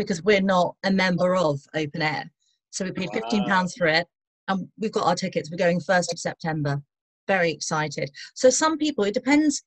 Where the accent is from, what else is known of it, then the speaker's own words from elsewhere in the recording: England, United Kingdom; We're English